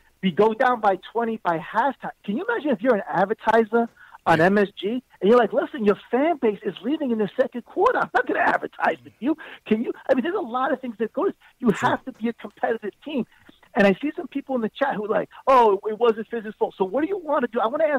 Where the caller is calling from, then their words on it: New York, United States; from Long Island, man.